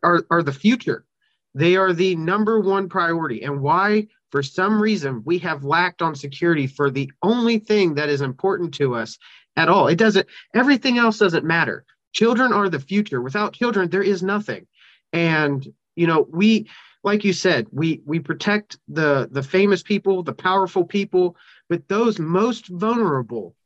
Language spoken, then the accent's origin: English; Kentucky, United States; start a pilot program in my hometown here in Kentucky